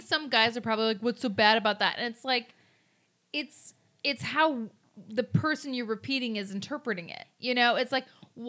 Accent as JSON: {"language": "English", "region": "Midwest", "country": "United States", "tie": "born or raised there"}